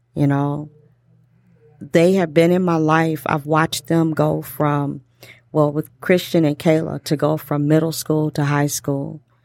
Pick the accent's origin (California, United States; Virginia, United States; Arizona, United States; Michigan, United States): Michigan, United States; Detroit; accent: Detroit; my Detroit accent